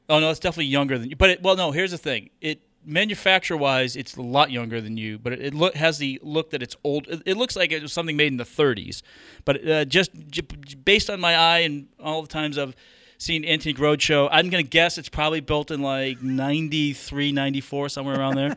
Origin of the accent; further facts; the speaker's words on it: New England, United States; moved away; I grew up in New England